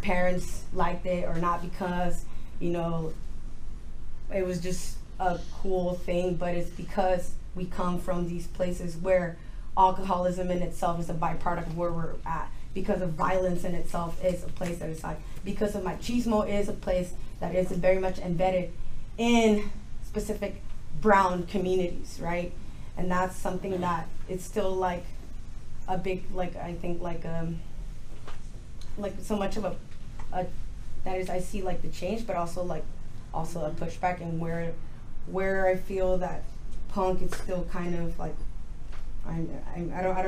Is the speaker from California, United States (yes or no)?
yes; Los Angeles, California, United States; I am also from Los Angeles